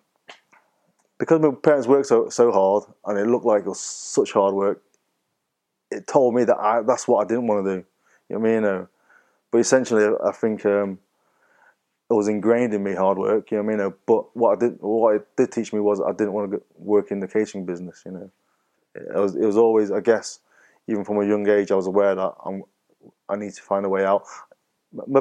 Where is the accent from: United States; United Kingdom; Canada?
United Kingdom; Marple, North West England; also born or lived in Wythenshawe / Altrincham; then we moved to Marple near Stockport